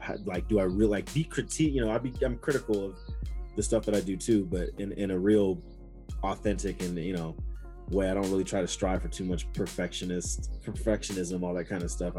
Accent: Angola, Indiana, United States; growing up, being from Angola, Indiana

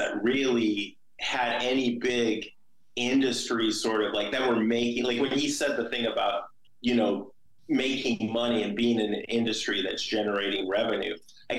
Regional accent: Venice, California, United States; where we are, we're from Venice, which is the west side

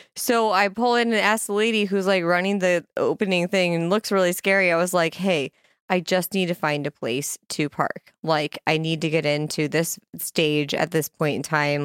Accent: Kearney, Nebraska, United States; my hometown, Kearney, Nebraska

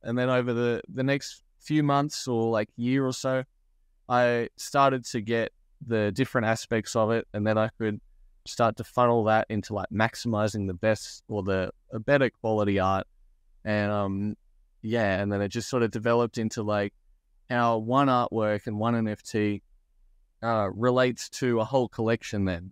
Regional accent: Australia; I'm like Australian. I live in Australia

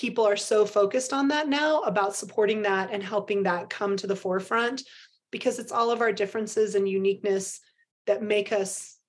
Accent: United States; born and raised in America and whitey white girl

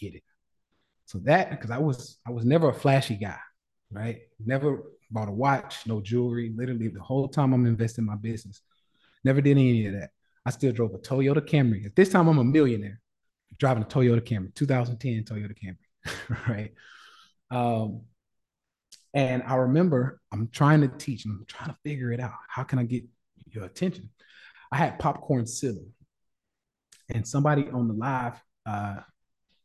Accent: Nashville, Tennessee, United States; I'm from the South, born and raised in Nashville, Tennessee

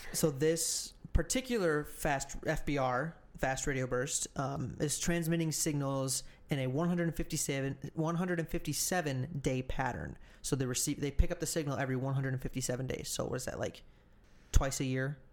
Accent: United States

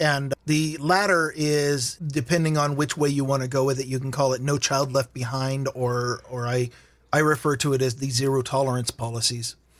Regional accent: Vancouver, Washington, United States; also born or lived in Walla Walla, Washington; I grew up in the Washington half of Portland. There's a town called Vancouver, Washington

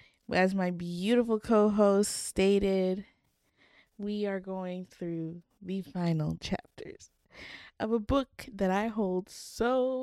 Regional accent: Canada

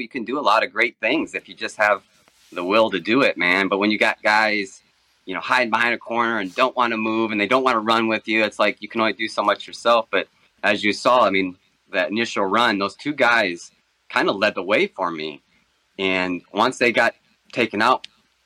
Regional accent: Michigan, United States; moved away as an adult; also born or lived in North Carolina / Charlotte; I actually grew up in Michigan, man, but all my family's from the Carolinas

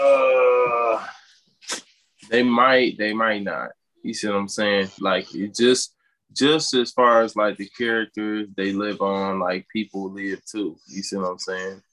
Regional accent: Detroit, Michigan, United States; moved away as an adult; now in Cleveland, United States; I'm from Detroit

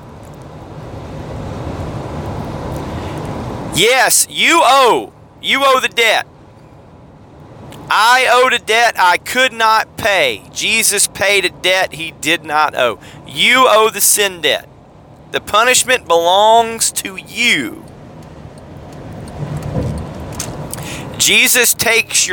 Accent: the South, Southern United States, United States; I'm a Southerner. I'm a states' rights Southerner.

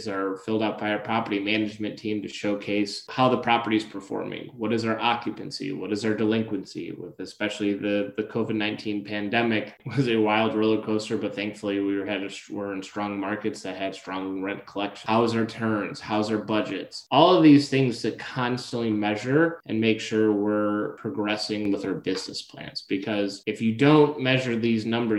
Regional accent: Detroit, Michigan, United States; Detroit, my hometown.

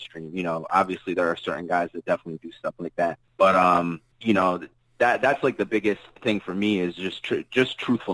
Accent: Jersey City, New Jersey, United States; I'm from Jersey City

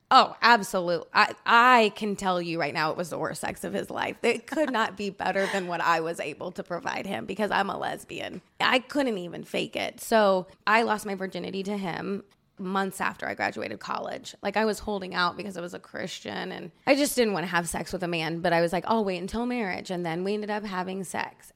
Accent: Indiana, United States; I'm from Indiana

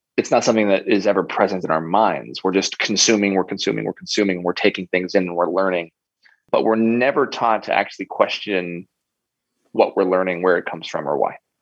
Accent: United States; growing up in America

